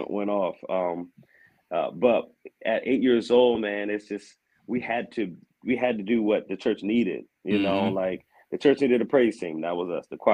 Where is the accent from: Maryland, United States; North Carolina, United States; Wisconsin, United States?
Maryland, United States; Aberdeen; moved away as an adult; also born or lived in Baltimore, Maryland; I'm from Aberdeen, Maryland.